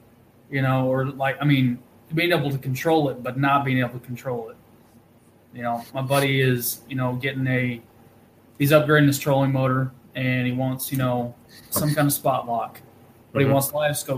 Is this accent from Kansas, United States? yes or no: yes; Wichita, Kansas, United States; also born or lived in Anchorage, Alaska; now in Tulsa, United States; I grew up in Kansas, and I see, like, buddies that I grew up with in Wichita